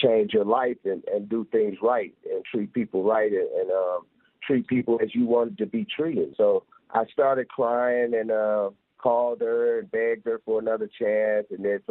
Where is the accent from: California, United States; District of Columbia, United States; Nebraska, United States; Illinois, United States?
Illinois, United States; Chicago; moved away as an adult; now in Denver, United States; So I'm from Chicago originally, born in Chicago, Illinois